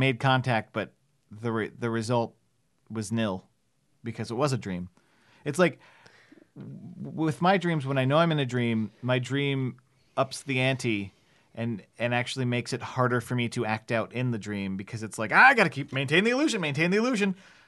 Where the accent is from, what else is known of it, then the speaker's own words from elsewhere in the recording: New Jersey, United States; I grew up in New Jersey.